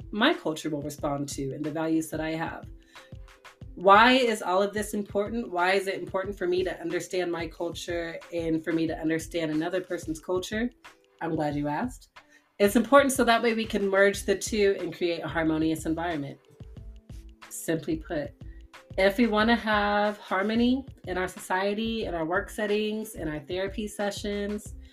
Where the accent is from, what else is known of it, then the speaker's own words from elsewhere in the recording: Tulsa, Oklahoma, United States; born there; also born or lived in Washington D.C. / Houston, United States; So, my background, I was born in Tulsa, Oklahoma, so I have some Midwestern influence. I moved to Washington, D.C., so I have that Northeast big city influence. Then I moved to Houston, Texas, where I have that down south big city influence.